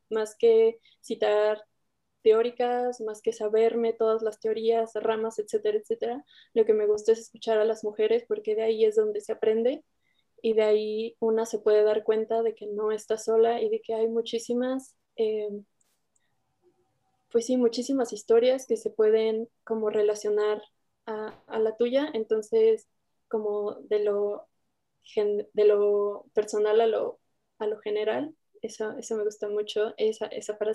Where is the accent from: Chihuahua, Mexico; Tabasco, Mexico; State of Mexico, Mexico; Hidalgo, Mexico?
State of Mexico, Mexico; Toluca; yo tengo 24 años, soy de, de Toluca, del Estado de México.